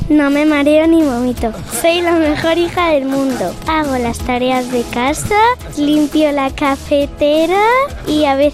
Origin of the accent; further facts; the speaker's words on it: Argentina; yo con el mate todos los días como buenos argentinos.